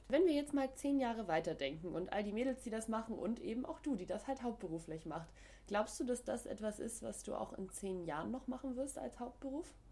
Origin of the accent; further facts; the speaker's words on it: Northern Germany, Germany; ich komme ja auch aus dem Norden und Hamburg ist, glaube ich, meine Lieblingsstation.